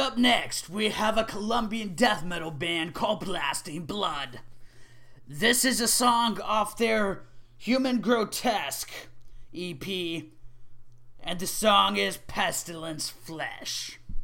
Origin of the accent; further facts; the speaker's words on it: Oklahoma, United States; Oklahoma, my home state